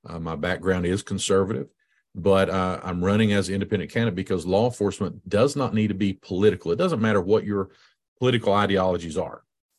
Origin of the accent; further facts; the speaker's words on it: Virginia, United States; I grew up over in Scott County and high school, went to school there at Emory. Yay, go EHC.